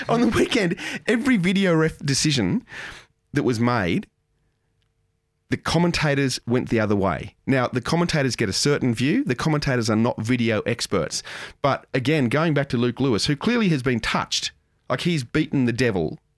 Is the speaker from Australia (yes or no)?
yes; Moss Vale, New South Wales, Australia; born or raised there